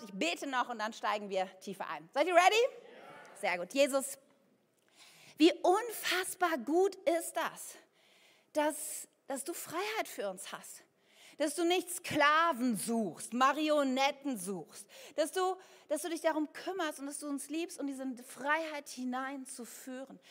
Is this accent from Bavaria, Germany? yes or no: no; Ennepetal, North Rhine-Westphalia, Germany; ich bin ja im Bergischen Land aufgewachsen, in Ennepetal